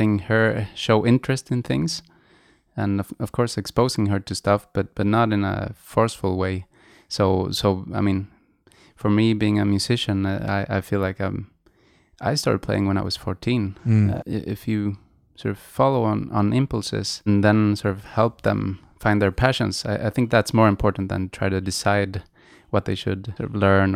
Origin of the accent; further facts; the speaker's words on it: Sweden; first language Swedish; English is a second language; I grew up in Sweden and Swedish is my first language.